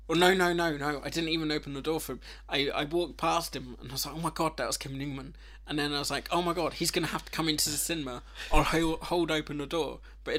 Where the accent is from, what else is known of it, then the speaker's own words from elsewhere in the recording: Wimbledon, London, United Kingdom; I was born in Wimbledon